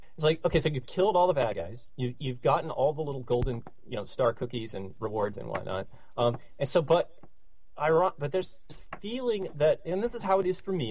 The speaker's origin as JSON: {"language": "English", "country": "United States", "said": "average uh, middle class white American guy"}